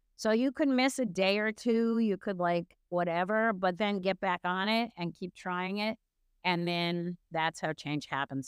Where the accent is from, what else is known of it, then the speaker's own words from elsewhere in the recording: United States; I'm American